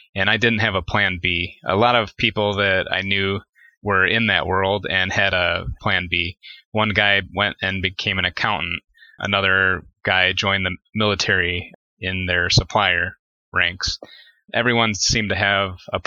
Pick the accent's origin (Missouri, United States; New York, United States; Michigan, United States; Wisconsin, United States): Michigan, United States; Detroit; I grew up in Detroit, Michigan, or the suburbs of Detroit all my life